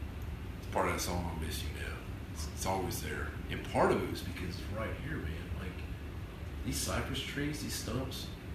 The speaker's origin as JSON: {"language": "English", "region": "Florida", "country": "United States", "tie": "born or raised there", "said": "So I used to think, I grew up on Eglin Air Force Base."}